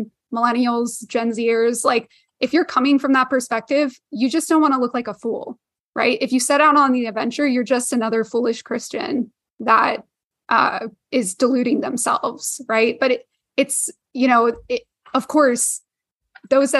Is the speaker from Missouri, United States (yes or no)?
no; Houston, Texas, United States; I grew up near NASA in Houston